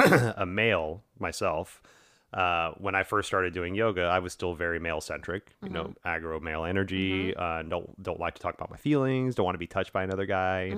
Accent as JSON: {"language": "English", "region": "the South", "country": "United States", "tie": "born or raised there", "said": "And I grew up in the South in a very racially charged area, in a very sexually charged area"}